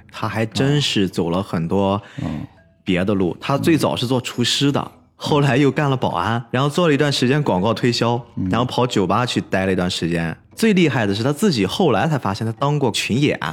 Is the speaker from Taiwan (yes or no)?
no; Qingdao, Shandong, China; 我们青岛这边的崂山